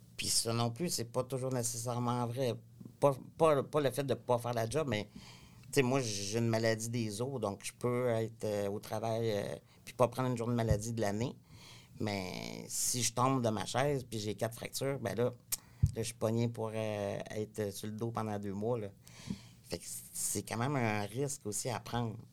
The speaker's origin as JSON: {"language": "French", "town": "Cabano", "region": "Quebec", "country": "Canada", "tie": "born or raised there", "moved": "yes", "lives_now": "Quebec City, Canada", "said": "je viens de la région, je viens pas de Québec. Donc, je viens d'un petit village qui s'appelle Cabano."}